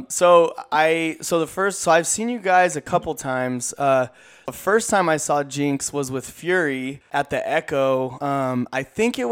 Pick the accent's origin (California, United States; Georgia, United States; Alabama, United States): California, United States; Corona; moved away; I grew up in the Inland Empire in Corona